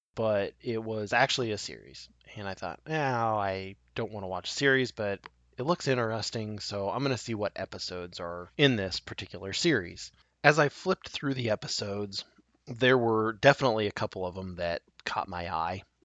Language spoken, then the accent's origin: English; Nebraska, United States; my home state of Nebraska